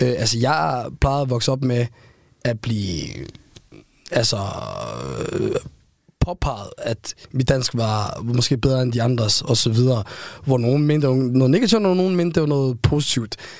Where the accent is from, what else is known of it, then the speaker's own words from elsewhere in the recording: Aarhus, Central Denmark Region, Denmark; accent: Aarhus V; mine danske venner, jeg voksede op med ude i Gellerbank